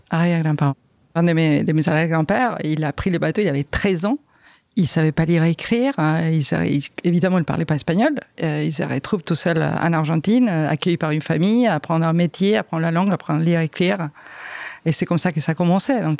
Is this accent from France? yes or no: yes; France; Donc euh, mes enfants ont été élevés en espagnol, ici en France, on est nés en France euh, et élevés en espagnol.